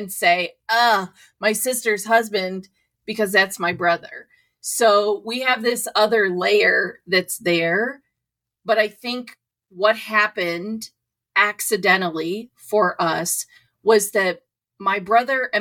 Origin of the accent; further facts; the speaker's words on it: Ohio, United States; moved away; also born or lived in New York; I'm from Ohio.